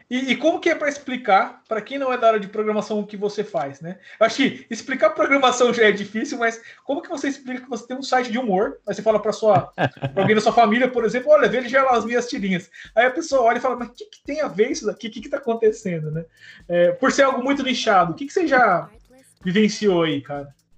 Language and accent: Portuguese; Londrina, Paraná, Brazil; Eu sou de Londrina, cara. Tô aqui em Londrina agora